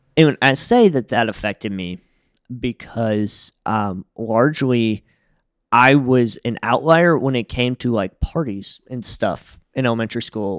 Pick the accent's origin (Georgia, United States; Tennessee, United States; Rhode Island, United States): Tennessee, United States; Jackson; I was the second baby born in my hospital in Jackson, Tennessee